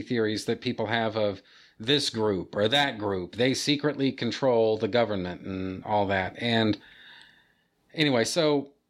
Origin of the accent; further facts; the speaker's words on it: United States; I'm an American